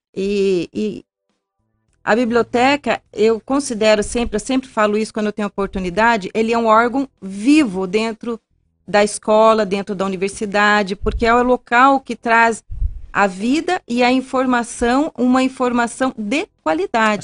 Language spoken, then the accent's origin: Portuguese; Londrina, Paraná, Brazil; moved away as an adult; now in Ponta Grossa, Brazil; Eu sou de Londrina